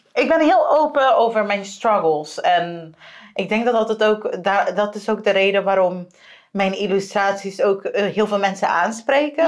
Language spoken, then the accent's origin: Dutch; Aruba; moved away as an adult; now in Netherlands; ik kom van Aruba